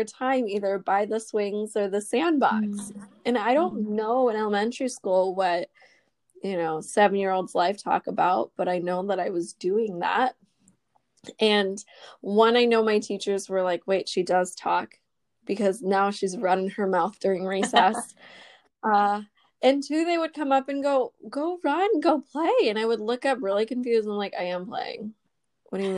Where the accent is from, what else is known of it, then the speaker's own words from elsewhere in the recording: United States; I'm Vietnamese American and I am also an oldest daughter.